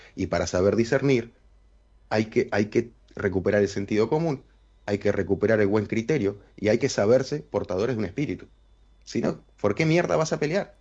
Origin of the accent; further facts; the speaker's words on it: Uruguay; A nosotros nos tratan como un país chiquitito, como lo que somos